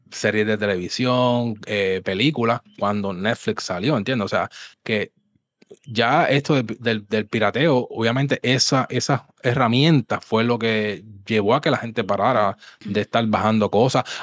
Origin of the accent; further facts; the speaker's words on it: Levittown, Toa Baja, Puerto Rico; obviamente yo me crié en Levitown y esa área ya, pues, este, pues obviamente accesible, me iba hasta en bicicleta